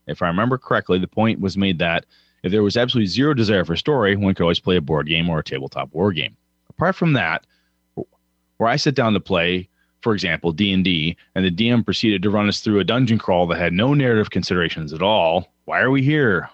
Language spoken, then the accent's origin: English; Wausau, Wisconsin, United States; moved away; my hometown of Wausau, Wisconsin